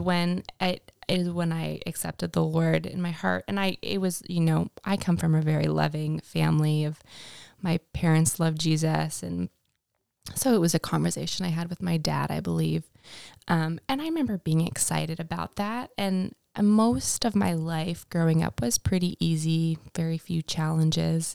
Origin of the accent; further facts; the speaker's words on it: Winnipeg, Manitoba, Canada; moved away as an adult; now in United States; I grew up in Winnipeg, Manitoba